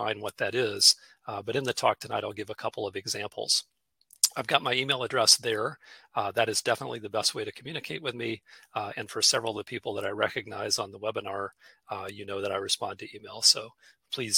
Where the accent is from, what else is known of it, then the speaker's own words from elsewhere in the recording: Charlotte, North Carolina, United States; I'm coming to you from Charlotte, North Carolina tonight, my hometown